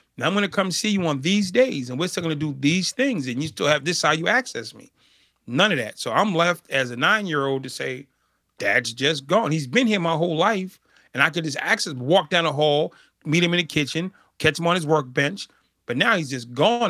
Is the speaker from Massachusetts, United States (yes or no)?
yes; Boston, Massachusetts, United States; I grew up in Boston, Massachusetts